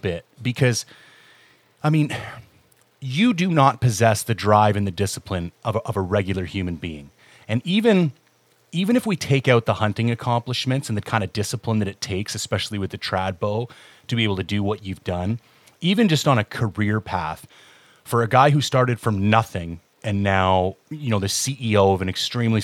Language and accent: English; Canada; being a Canadian